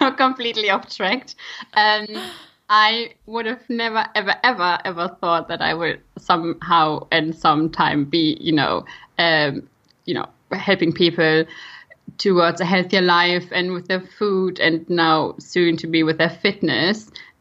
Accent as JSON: {"language": "English", "country": "Germany", "accent": "German", "second_language": "English", "moved": "as an adult", "lives_now": "United Kingdom", "said": "I am from Germany originally. I now try that my German accent is not becoming too strong"}